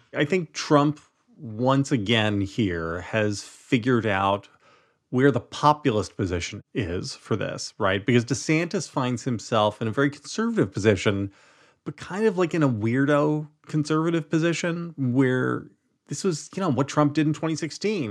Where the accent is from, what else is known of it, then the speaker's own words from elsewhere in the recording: New Jersey, United States; Growing up in Jersey